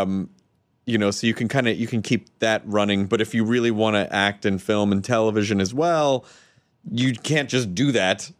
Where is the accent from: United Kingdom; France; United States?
United States; Tennessee; I'm from Tennessee